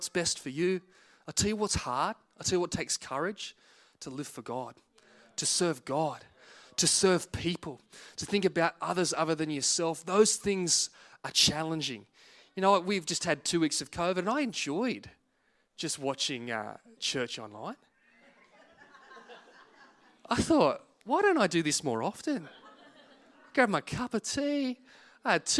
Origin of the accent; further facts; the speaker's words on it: Singleton, New South Wales, Australia; moved away as an adult; now in Penrith, Australia; We moved to South Penrith from the Hunter Valley. I'd always lived in Singleton